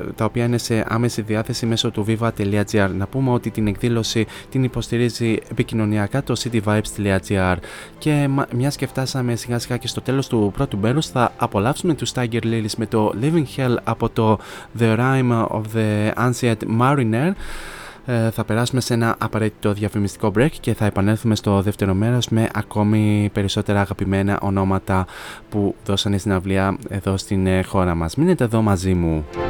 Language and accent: Greek; Kilkis, Central Macedonia, Greece; στην πόλη μου στο Κιλκής